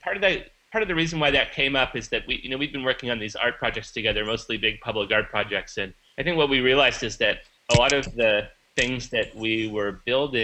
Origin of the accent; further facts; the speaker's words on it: Vancouver, British Columbia, Canada; moved away; the Vancouver Art Gallery in my hometown